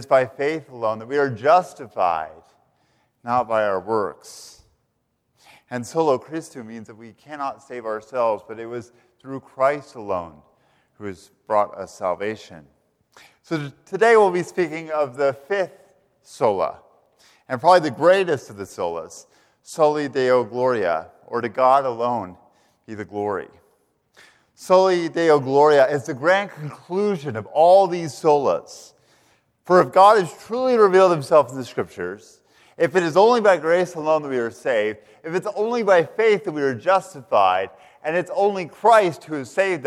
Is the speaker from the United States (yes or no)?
yes; Canyon, Texas, United States; moved away as an adult; also born or lived in Philadelphia; now in Charlottesville, United States; I hail originally from the Texas Panhandle, from a place called Canyon, Texas